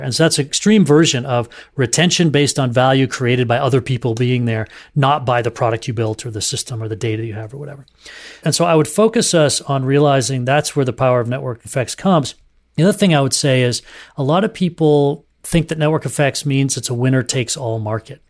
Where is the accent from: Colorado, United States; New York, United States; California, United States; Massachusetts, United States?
Massachusetts, United States; Duxbury; also born or lived in southern New Hampshire; I grew up in the Boston area in southern New Hampshire in in Duxbury, Mass